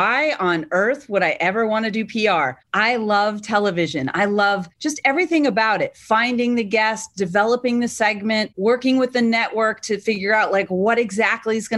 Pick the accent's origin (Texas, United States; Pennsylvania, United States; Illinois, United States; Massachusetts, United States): Massachusetts, United States; I was from Massachusetts